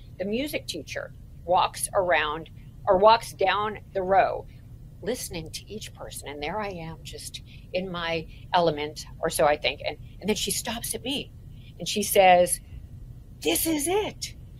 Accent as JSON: {"language": "English", "town": "Toronto", "region": "Ontario", "country": "Canada", "tie": "born or raised there", "said": "another thing that happened while I was growing up in Toronto is we went to something called, my sister and I, Raven Ski Club."}